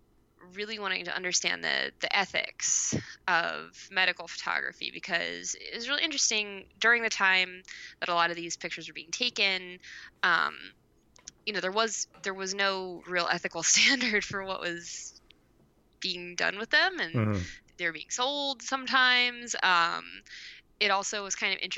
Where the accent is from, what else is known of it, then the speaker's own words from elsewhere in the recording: Philadelphia, Pennsylvania, United States; I'm from Philadelphia